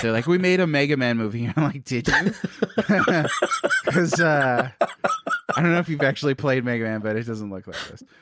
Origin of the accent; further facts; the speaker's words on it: Hawaii, United States; I'm Hawaiian